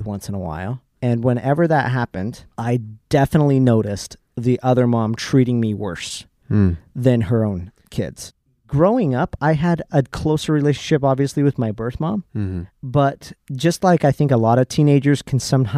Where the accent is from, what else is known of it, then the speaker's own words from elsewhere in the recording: Salt Lake City, Utah, United States; We grew up in Salt Lake City, or a suburb of Salt Lake City, Utah